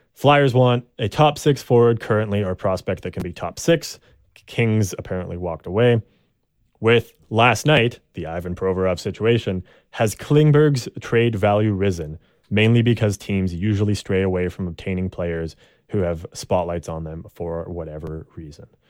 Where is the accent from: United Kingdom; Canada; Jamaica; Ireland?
Canada; I'm Canadian